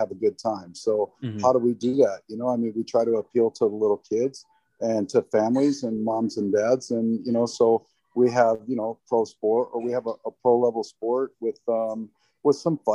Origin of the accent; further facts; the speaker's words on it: just outside of Detroit, Michigan, United States; moved away; I grew up in Michigan, just outside of Detroit